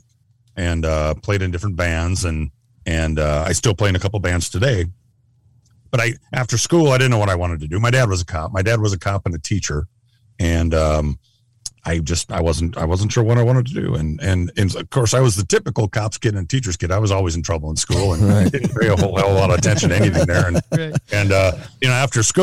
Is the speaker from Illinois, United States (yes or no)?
no; Southeast Minnesota, United States; also born or lived in Phoenix / Nebraska / Kansas; I grew up in Southeast Minnesota. I grew up in the county that I work in now.